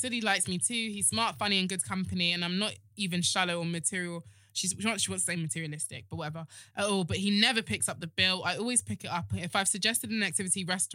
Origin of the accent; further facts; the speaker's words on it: Nigeria; I'm a Nigerian woman.